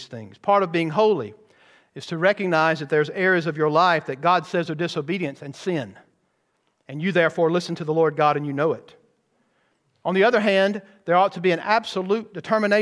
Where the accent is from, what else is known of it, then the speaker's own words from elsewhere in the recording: Bowman Baptist Church, Georgia, United States; growing up in Bowman Baptist Church